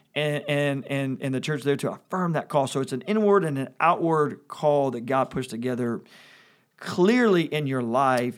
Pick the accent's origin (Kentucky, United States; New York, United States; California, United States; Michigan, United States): Kentucky, United States; Louisville; growing up in Kentucky